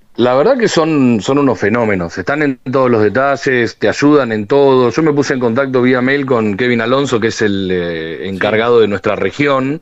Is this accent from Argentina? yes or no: yes; Argentina